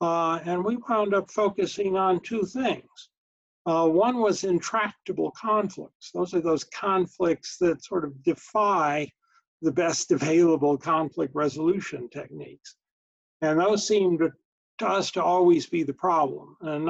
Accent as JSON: {"language": "English", "town": "Colorado Springs", "region": "Colorado", "country": "United States", "tie": "born or raised there", "said": "I grew up in Colorado Springs, Colorado, which we learned as a young child was the number three target in the event of a nuclear war."}